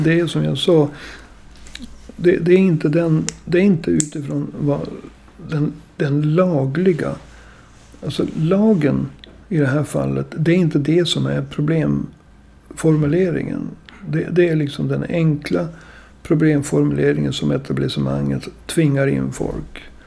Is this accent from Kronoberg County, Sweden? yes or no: no; Umeå, Västerbotten County, Sweden; Jag är ju född och uppvuxen i Umeå